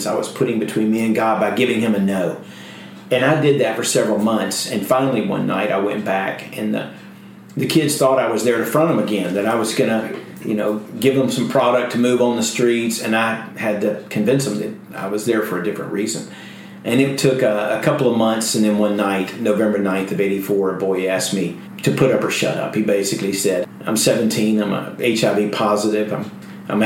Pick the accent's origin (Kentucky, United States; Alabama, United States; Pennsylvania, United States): Alabama, United States; moved away as an adult; now in Houston, United States; I came from Alabama in 1979. I was in trouble in my home city